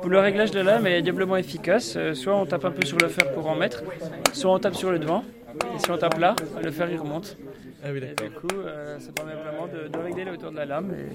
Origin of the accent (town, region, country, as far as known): Montbéliard area, Bourgogne-Franche-Comté, France; born or raised there; moved away